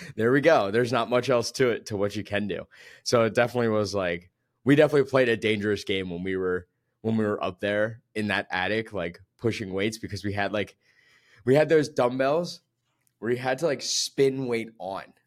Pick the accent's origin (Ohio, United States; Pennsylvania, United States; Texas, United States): Pennsylvania, United States; right outside of Philadelphia; moved away; I'm from, like, right outside of Philly